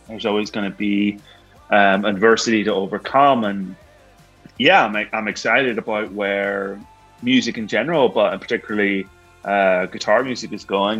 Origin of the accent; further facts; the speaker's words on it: Ireland; I'm from Ireland. You know, we're from Ireland